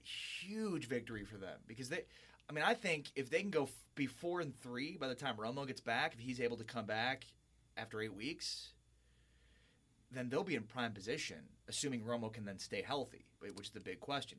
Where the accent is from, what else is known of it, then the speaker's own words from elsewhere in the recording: Highland Park, Illinois, United States; now in San Antonio, United States; Chicago native, hi, uh, northern suburbs